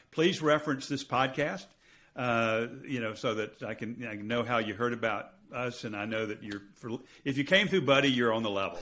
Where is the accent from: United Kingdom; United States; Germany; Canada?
United States; I'm going to speak as an American